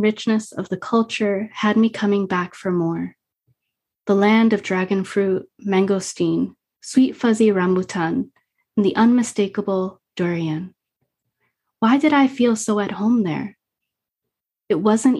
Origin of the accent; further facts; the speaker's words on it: Lakewood, New Jersey, United States; Up in New Jersey, I didn't know what Guatemalan culture was